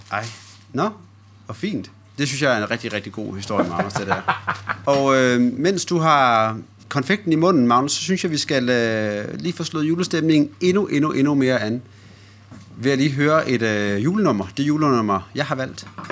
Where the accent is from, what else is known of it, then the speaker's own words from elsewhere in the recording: Silkeborg, Central Denmark Region, Denmark; moved away; jeg har været hjemme på hjemmeegnen. Hjemme i, øh, hjemme i Silkeborg